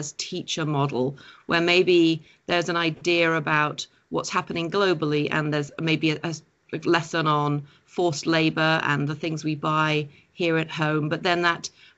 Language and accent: English; Millburn, New Jersey, United States; I'm from Milburn Township, New Jersey. It's in Essex County